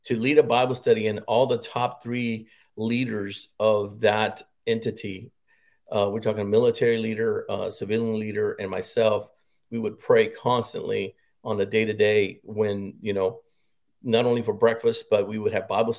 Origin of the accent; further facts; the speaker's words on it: Harlingen, Texas, United States; moved away as an adult; also born or lived in Bamberg, Germany / Fort Hood, Texas; I grew up in South Texas, born and raised in Harlingen, Texas. Was there until I was 19